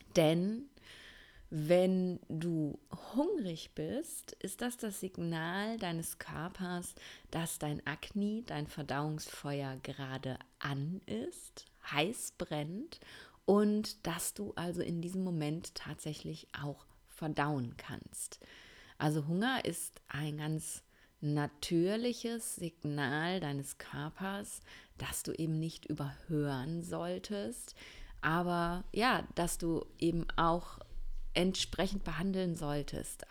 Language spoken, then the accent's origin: German; Essen, North Rhine-Westphalia, Germany; moved away; ich bin gerade in einer Wohnung in meiner Heimatstadt in Essen